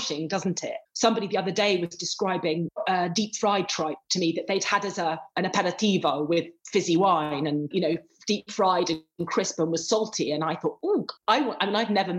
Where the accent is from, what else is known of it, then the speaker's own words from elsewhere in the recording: England, United Kingdom; moved away as an adult; also born or lived in Lancashire; now in Rome, Italy; I'm including myself as an English food writer